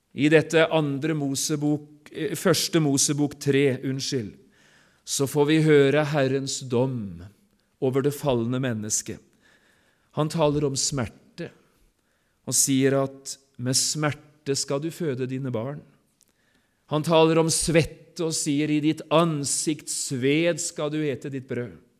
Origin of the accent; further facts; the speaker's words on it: Sotra, Vestland, Norway; Hjemme på Sotra